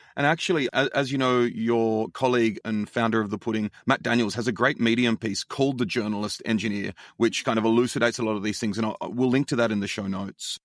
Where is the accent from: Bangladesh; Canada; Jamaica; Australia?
Australia; now in United States; as an Australian